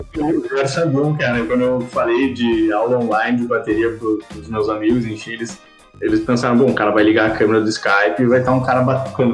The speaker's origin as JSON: {"language": "Portuguese", "town": "Porto Alegre", "region": "Rio Grande do Sul", "country": "Brazil", "tie": "born or raised there", "said": "Sou de Porto Alegre, nascido e criado"}